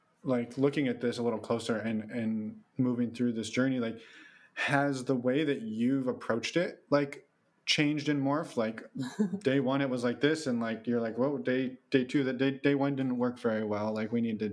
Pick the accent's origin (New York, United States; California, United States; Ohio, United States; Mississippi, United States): California, United States; I guess growing up in the Bay Area, it was sort of not mad.